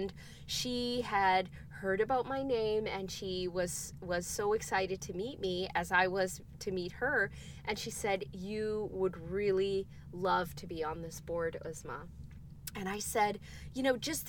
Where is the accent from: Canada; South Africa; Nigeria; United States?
Canada; I was born and raised in Canada